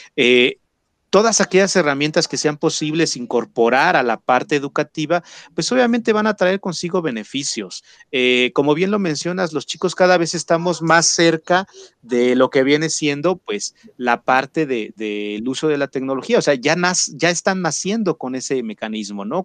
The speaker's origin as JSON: {"language": "Spanish", "country": "Mexico"}